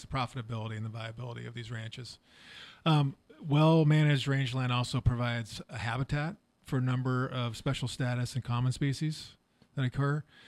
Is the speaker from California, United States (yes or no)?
yes; Walnut Creek, California, United States; I grew up in Walnut Creek